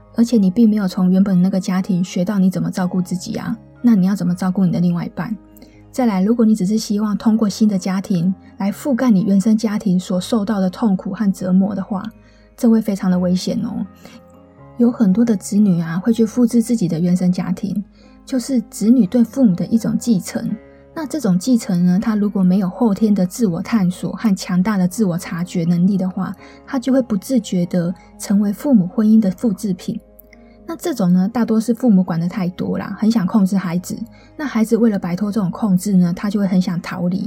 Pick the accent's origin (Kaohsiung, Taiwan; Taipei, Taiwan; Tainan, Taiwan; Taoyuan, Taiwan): Taipei, Taiwan; also born or lived in Taichung; 我是台北人嘛，然后我就到台中念书